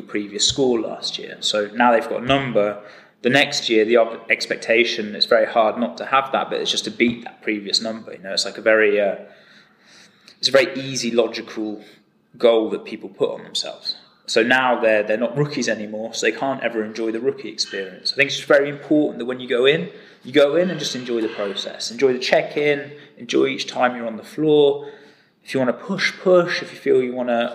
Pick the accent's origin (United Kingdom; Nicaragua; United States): United Kingdom; England; I'm English